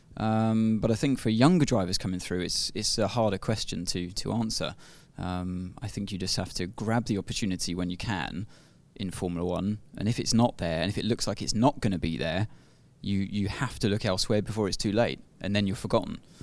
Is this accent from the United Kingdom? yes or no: yes; United Kingdom; being a Brit myself